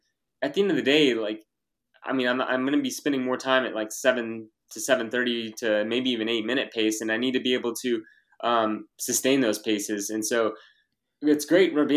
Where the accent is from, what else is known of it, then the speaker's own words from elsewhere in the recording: Texas, United States; growing up in Texas and the heat